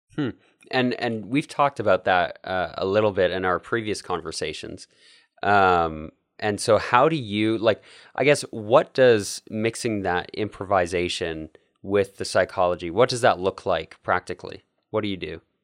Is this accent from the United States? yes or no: no; Calgary, Alberta, Canada; my hometown of Calgary